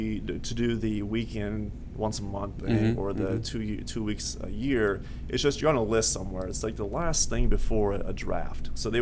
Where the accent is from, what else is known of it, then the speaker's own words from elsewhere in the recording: Iowa Falls, Iowa, United States; I grew up in Iowa Falls, north central Iowa, small town.